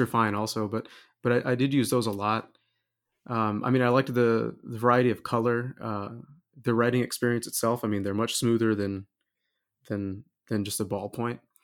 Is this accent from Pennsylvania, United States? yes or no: no; Wichita Falls, Texas, United States; moved away as an adult; also born or lived in Indiana; now in Kokomo, United States; I'm originally from Texas, uh, grew, grew up in Wichita Falls